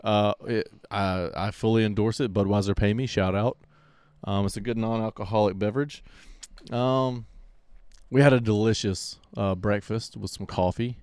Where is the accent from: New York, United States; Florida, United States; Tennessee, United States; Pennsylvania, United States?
Florida, United States; Pensacola; I'm from Pensacola